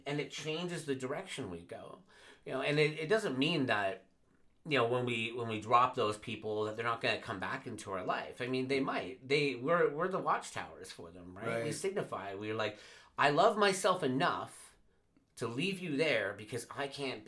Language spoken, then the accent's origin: English; Vancouver, British Columbia, Canada; I was raised in Vancouver, and I went back about 2 years ago to go see family.